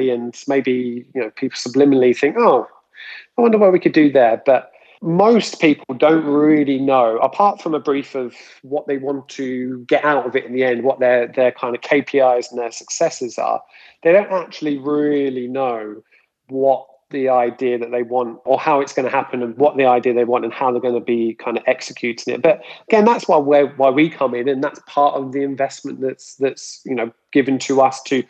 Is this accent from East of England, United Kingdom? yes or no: yes; Luton, East of England, United Kingdom; Leland's High School even, which I went to in Luton